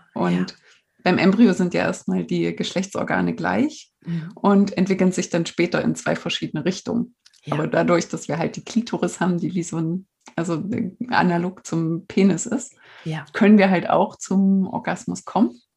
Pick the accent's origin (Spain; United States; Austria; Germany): Germany; East Germany; ich komme aus der DDR